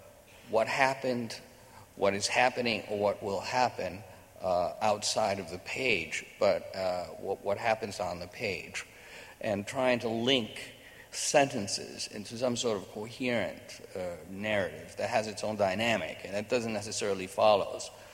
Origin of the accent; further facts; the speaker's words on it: New York, United States; So I, you know, I grew up in New York.